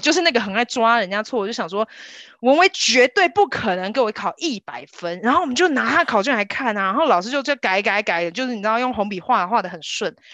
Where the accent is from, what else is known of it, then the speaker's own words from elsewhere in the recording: Kaohsiung, Taiwan; 我们两个都在高雄左营长大